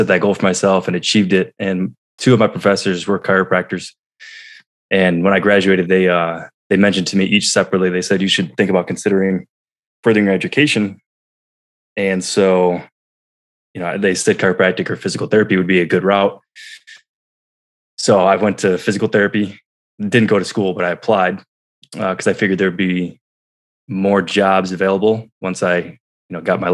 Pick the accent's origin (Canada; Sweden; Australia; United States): United States; New York; moved away; I was back in my hometown of New York